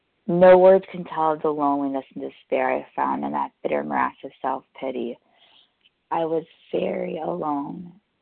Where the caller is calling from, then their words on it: New York, United States; I'm calling in from New York.